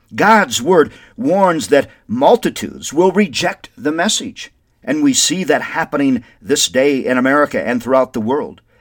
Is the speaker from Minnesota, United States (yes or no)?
yes; Windom, Minnesota, United States; now in Albuquerque, United States; Wyndham, Minnesota is my hometown, which I love dearly